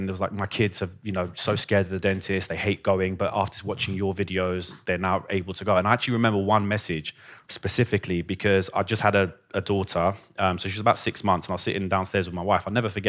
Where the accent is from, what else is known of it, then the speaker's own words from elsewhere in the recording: Iran; born there; So I was born in Iran and music was a massive part of my life.